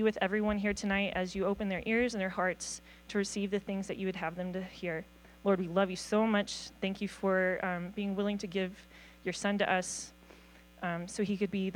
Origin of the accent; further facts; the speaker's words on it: the South, United States; moved away as an adult; also born or lived in Nashville, Tennessee / Georgia; now in Glasgow, United States; as a Southerner